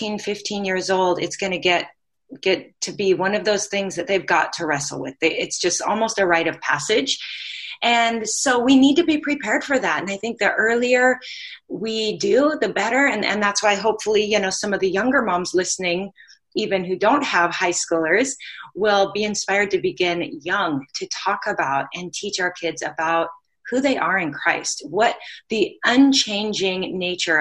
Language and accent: English; Pacific Northwest, United States; now in Hawaii, United States; I'm originally from the Pacific Northwest, so I know what it's like to live where there's seasons